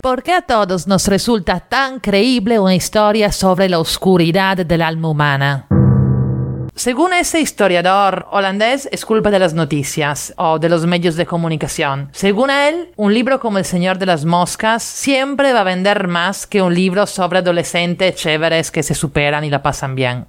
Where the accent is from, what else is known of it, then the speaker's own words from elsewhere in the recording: Italy; now in Lima, Peru; la que en Italia llamamos flojera de primavera.